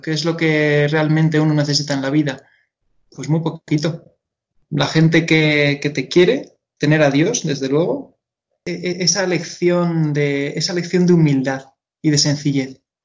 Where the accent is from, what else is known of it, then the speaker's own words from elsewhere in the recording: Madrid, Community of Madrid, Spain; yo soy de aquí de Madrid. Nací en Madrid y, y siempre, y siempre he estado en Madrid